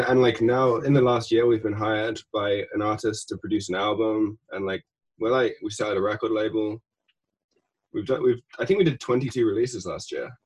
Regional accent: England, United Kingdom; moved away as an adult; now in Los Angeles, United States; I come from England, but I've been in, in LA for like six years

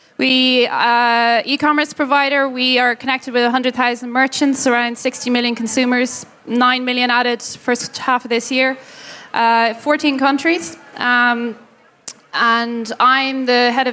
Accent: Ireland; moved away; I'm Irish

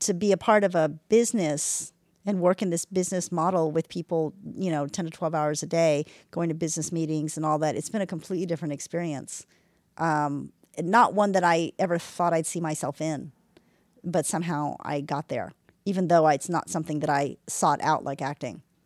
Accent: Texas, United States; I'm from Texas

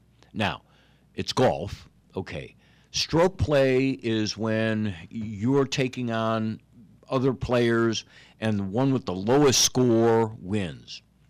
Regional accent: Chicago, Illinois, United States; now in New Orleans, United States; I remember growing up in Chicago, I was a Bears fan and loved Chicago Bears.

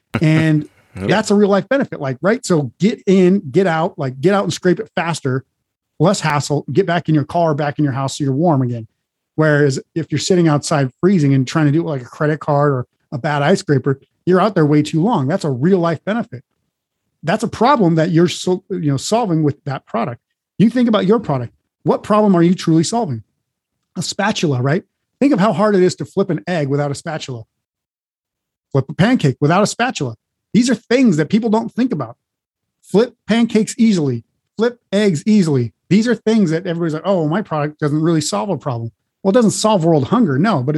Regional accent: Montana, United States; also born or lived in North Dakota / Oregon; now in Las Vegas, United States; live in Las Vegas now, but I grew up in the mountain ranges in the Midwest, Montana, North Dakota, and then I grew up as well in Oregon

